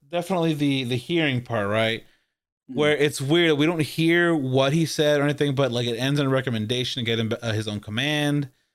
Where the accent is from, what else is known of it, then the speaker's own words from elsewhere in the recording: Corpus Christi, Texas, United States; I'm from Corpus